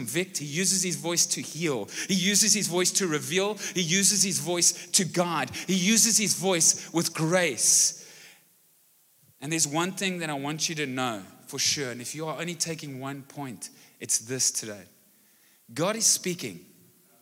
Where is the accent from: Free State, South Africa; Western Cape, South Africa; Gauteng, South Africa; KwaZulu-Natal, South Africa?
Western Cape, South Africa; Brackenfell; now in Malmesbury, South Africa; I grew up in Brackenfell and so could speak Afrikaans as a young kid, and recently we've moved to Malmesbury